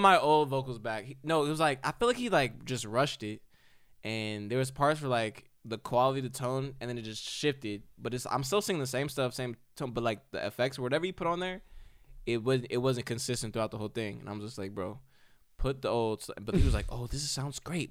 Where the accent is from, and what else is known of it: United States